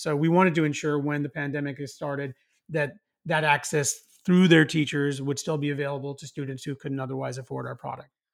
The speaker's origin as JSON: {"language": "English", "town": "Los Angeles", "region": "California", "country": "United States", "tie": "born or raised there", "said": "my hometown here in L"}